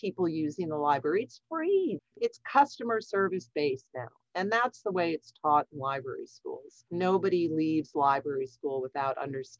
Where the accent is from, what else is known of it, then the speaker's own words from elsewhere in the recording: New Jersey, United States; moved away; I was from New Jersey